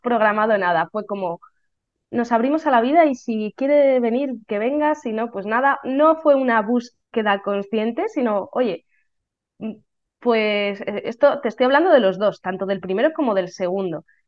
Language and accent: Spanish; Valladolid, Castile and León, Spain; soy de Valladolid